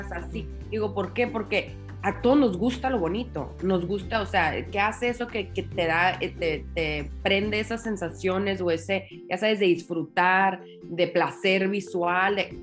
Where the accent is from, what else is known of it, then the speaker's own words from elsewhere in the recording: Tijuana, Baja California, Mexico; moved away as an adult; also born or lived in Guadalajara; yo soy de Tijuana eh, y a los cinco años de casada me, me mudé a Guadalajara